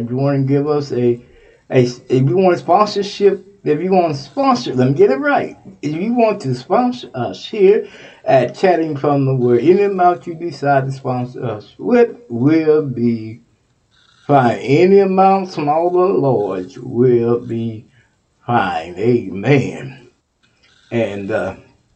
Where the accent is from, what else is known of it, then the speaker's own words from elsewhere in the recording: Texas, United States; That's my home state, Texas